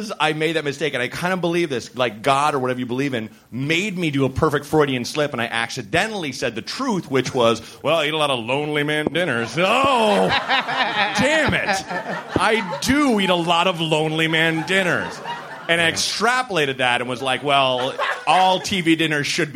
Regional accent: Portland, Oregon, United States; moved away as an adult; also born or lived in Evanston, Illinois / New York; now in Chicago, United States; I grew up in Portland, but then I went straight to Chicago.

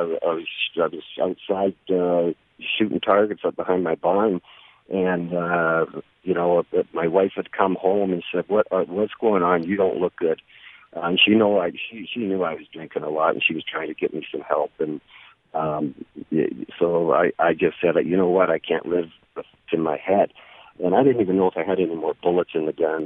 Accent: Canada; I'm Canadian

